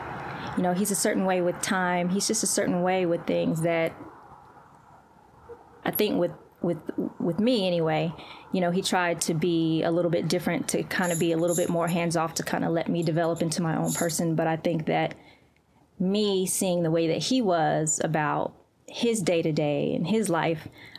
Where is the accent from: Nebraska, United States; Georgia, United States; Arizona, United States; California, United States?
Georgia, United States; Valdosta; also born or lived in Crete, Greece / Guam; But I was born in Crete, Greece, and so we lived there for about a year, and then we moved to Guam, and then we eventually moved to Valdosta, Georgia, which is where I spent majority of my childhood.